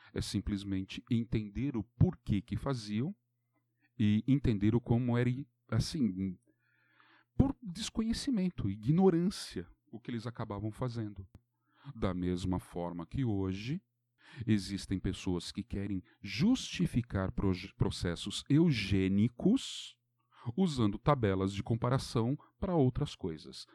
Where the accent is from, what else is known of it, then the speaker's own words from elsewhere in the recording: Brazil; nós brasileiros